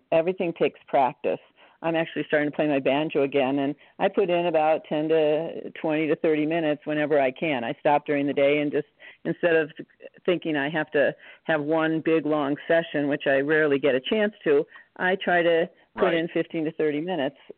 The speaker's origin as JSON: {"language": "English", "region": "Wisconsin", "country": "United States", "tie": "born or raised there", "said": "I grew up in Wisconsin"}